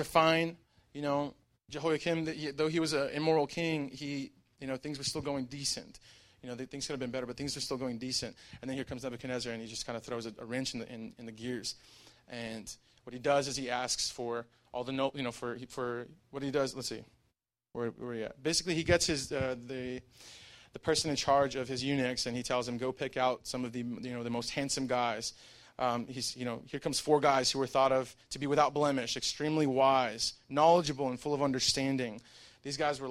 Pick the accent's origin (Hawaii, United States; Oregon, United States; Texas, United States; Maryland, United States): Texas, United States; El Paso; I'm from El Paso